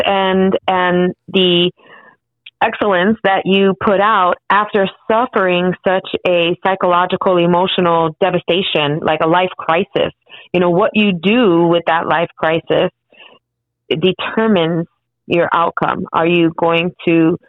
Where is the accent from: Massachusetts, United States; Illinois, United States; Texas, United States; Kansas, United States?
Illinois, United States; Chicago; I was born and raised in Chicago